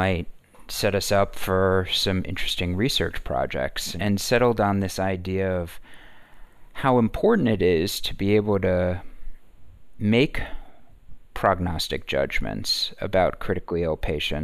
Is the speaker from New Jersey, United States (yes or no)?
yes; New Jersey, United States; moved away as an adult; I grew up in North Jersey, right outside Manhattan